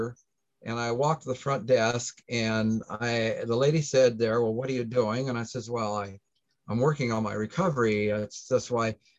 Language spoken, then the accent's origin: English; Plattsmouth, Nebraska, United States; I'm from the Omaha area, a town by the name of Plattsmouth